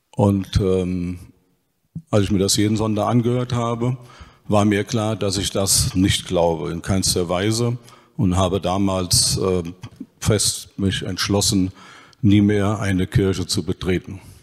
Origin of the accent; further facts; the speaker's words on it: Dillenburg, Hesse, Germany; Und nachmittags auf dem Fußballplatz, entweder in Dillenburg oder im Nachbarort Vonhausen. Ich habe also meine Kindheit in der Kneipe und auf dem Fußballplatz verbracht